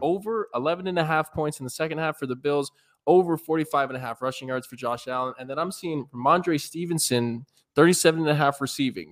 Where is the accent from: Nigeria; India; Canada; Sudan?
Canada; Two good old Canadian boys